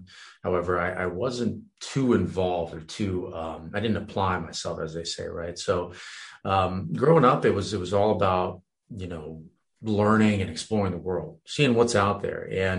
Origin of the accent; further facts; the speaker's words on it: France; moved away; also born or lived in Romania / Virginia, United States; I was actually born in Romania. I was raised in France, moved to Virginia, believe it or not.